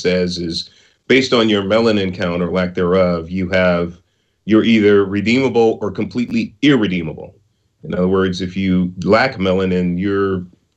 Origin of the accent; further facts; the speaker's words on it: San Francisco, California, United States; I was born in Project Housing in San Francisco, Hunters Point, and in the 60s. I was raised in a lower middle class neighborhood in San Francisco